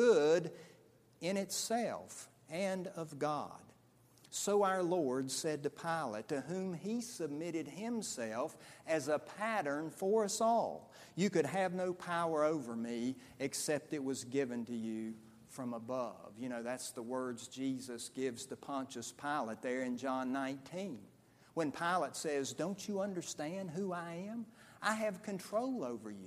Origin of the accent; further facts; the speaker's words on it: United States; as American people